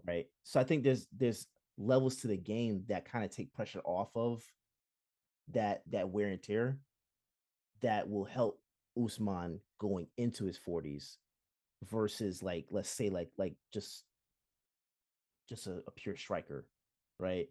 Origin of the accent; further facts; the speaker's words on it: Jamaica; as a Jamaican